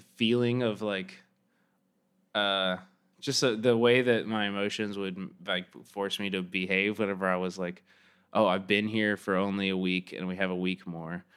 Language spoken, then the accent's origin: English; Kansas City, Missouri, United States; moved away as an adult; also born or lived in Chicago; I grew up in Kansas City, Missouri